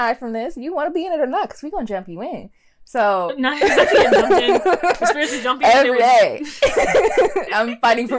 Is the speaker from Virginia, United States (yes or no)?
no; Chicago, Illinois, United States; I'm from Chicago.